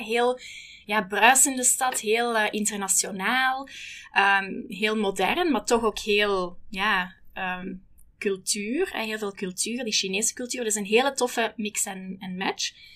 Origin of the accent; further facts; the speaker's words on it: Holsbeek, Flanders, Belgium; moved away as an adult; now in Hong Kong; ik ben origineel van België, maar ik woon al negen jaar eh, in Hongkong